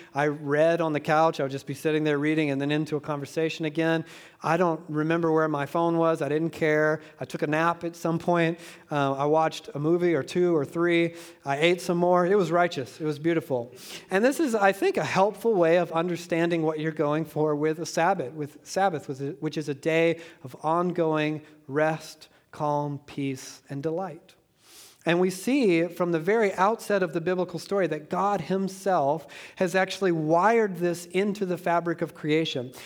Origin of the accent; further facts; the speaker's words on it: Georgia, United States; I'm from Georgia